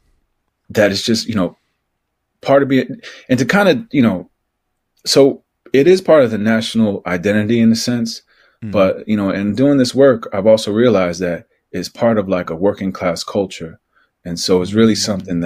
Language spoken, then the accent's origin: English; New Jersey, United States; moved away as an adult; also born or lived in Los Angeles / Mexico City / New York; I grew up in Jersey, like 10 miles outside of Manhattan